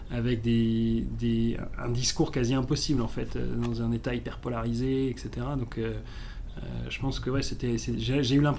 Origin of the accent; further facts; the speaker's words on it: South Africa; j'ai grandi en Afrique du Sud dans, les années 90, qui correspondait en fait à la fin de l'apartheid, à la libération de Mandela